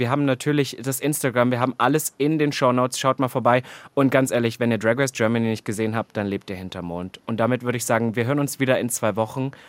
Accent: Austria; accent: Austrian; Ich, ich versuche auch noch meinen Dialekt, meinen österreichischen Dialekt wieder

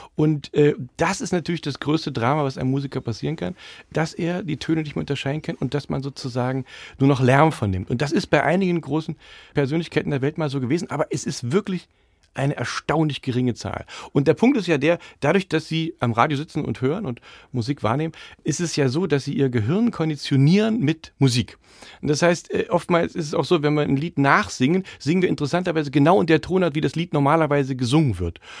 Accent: Dessau, Saxony-Anhalt, Germany; accent: Saxony-Anhalt; moved away as an adult; also born or lived in Jena; now in Berlin, Germany; ich bin zwar in Jena geboren, aber ich habe meine ganze Jugend und Kindheit in Dessau verbracht

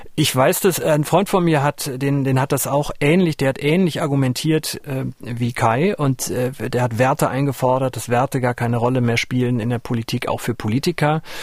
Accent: near the Ruhr area, North Rhine-Westphalia, Germany; moved away; ich komme ja aus der Nähe des Ruhrgebietes

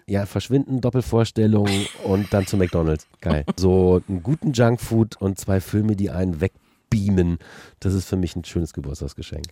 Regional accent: Düsseldorf, North Rhine-Westphalia, Germany; moved away as an adult; now in Berlin, Germany; ich komme aus Düsseldorf

